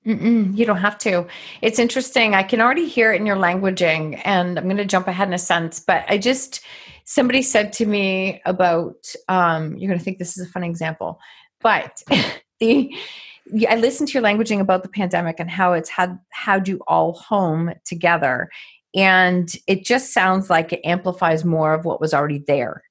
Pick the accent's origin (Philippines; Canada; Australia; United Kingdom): Canada; Another Canadian.